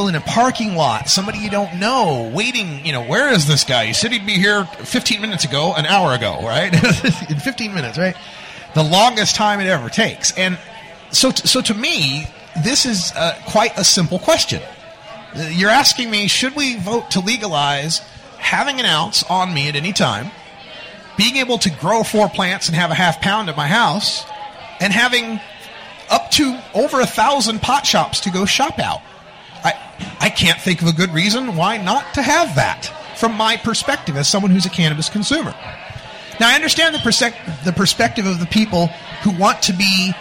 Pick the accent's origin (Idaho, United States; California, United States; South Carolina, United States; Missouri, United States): Idaho, United States; Boise; now in Portland, United States; I'm from Boise